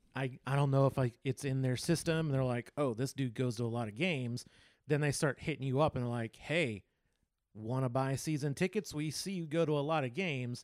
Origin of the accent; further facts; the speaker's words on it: Texas, United States; moved away; also born or lived in California; I'm from Texas and I love Texas